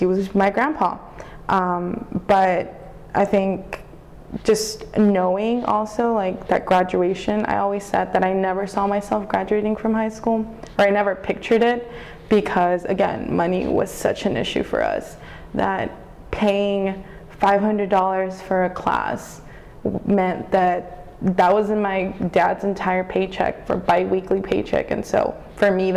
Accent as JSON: {"language": "English", "town": "Brownsville", "region": "Texas", "country": "United States", "tie": "born or raised there", "moved": "as an adult", "lives_now": "Austin, United States", "said": "I grew up in Brownsville, Texas"}